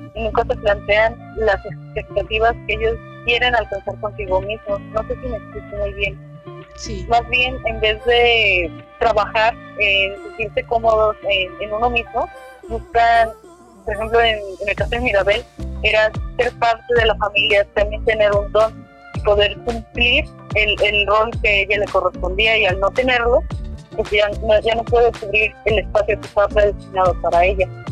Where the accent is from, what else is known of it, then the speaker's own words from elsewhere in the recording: Mexico; para mexicanos